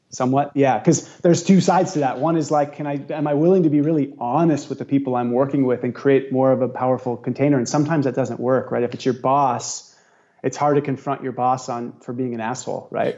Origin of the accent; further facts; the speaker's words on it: Santa Cruz, California, United States; now in Maui, United States; Santa Cruz is one of my hometown